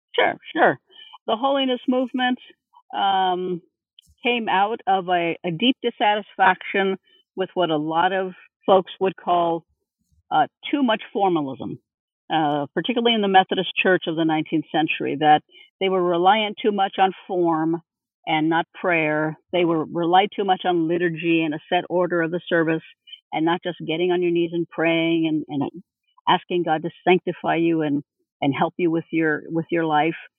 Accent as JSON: {"language": "English", "town": "Los Angeles", "region": "California", "country": "United States", "tie": "born or raised there", "said": "I was born and raised Catholic in East LA."}